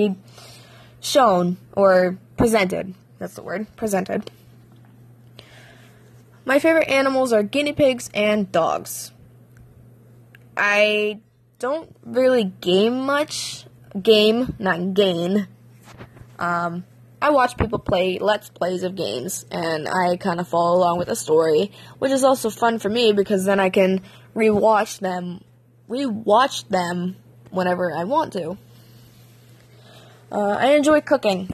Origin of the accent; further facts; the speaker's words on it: Pennsylvania, United States; I'm from Pennsylvania. I was born and raised here